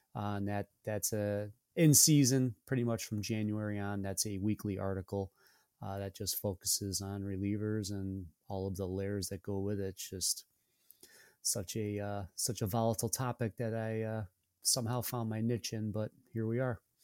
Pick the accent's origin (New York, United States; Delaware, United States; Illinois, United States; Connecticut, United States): New York, United States; Syracuse; born and raised in Syracuse